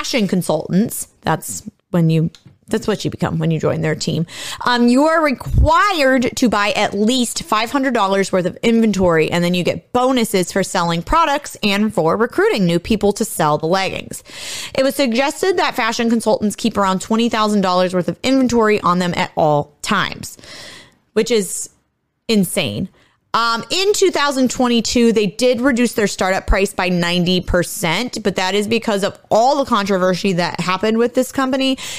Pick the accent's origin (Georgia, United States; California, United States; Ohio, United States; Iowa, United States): Ohio, United States; now in Illinois, United States; where I grew up in Ohio, I was about only an hour and a half from the Pennsylvania border